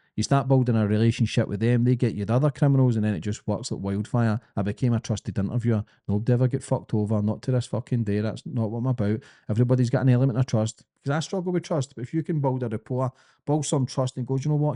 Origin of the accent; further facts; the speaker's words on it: Glasgow, Scotland, United Kingdom; accent: Scottish, thick; I'm a kid from Glasgow